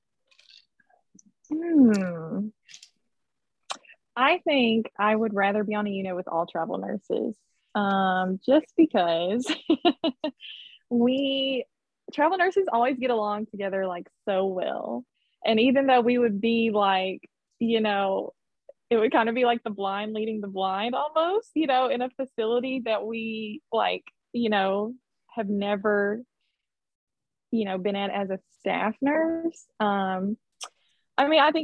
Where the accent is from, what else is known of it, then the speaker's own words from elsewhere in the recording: Memphis, Tennessee, United States; moved away; I am from Memphis, Tennessee